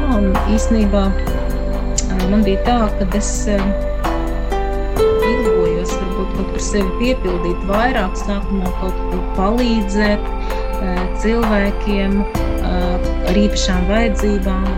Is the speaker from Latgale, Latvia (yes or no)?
yes; Krāslava, Latgale, Latvia; also born or lived in Riga; es nāku no Latgales, no Krāslava esmu dzimis